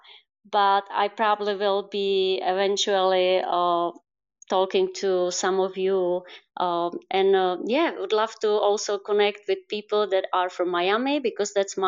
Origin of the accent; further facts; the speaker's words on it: Czechia; English is a second language; also born or lived in United States; I'm also from the Czech Republic. I'm back from United States